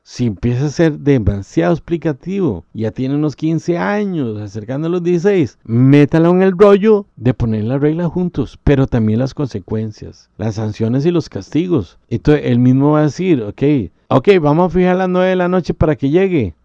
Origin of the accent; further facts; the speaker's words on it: Costa Rica; si vives en mi país, Costa Rica